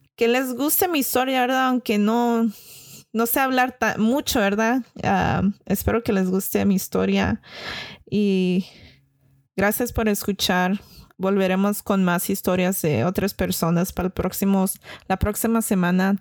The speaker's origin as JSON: {"language": "Spanish", "region": "California", "country": "United States", "tie": "born or raised there", "said": "yo crecí y vivo aquí en California"}